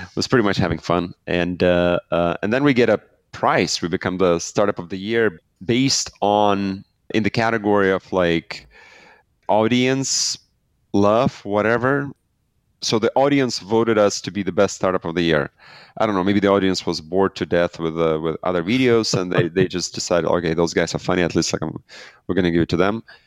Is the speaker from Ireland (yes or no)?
no; Belarus; I'm from Belarus. We started the company out of Belarus